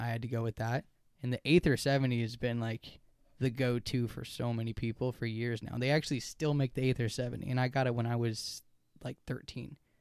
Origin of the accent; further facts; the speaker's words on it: United States; I'm an American